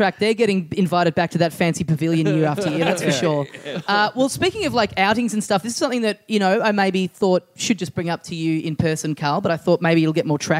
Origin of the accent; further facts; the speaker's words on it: Malvern, Victoria, Australia; I'm Malvern.